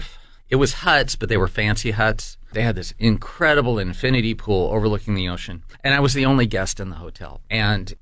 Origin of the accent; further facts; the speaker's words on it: United States; I was from the United States